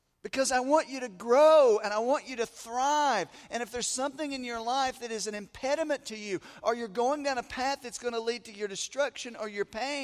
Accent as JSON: {"language": "English", "region": "the South", "country": "United States", "tie": "born or raised there", "moved": "as an adult", "said": "I grew up in the South. I was gone for about 15 years, and then we came back."}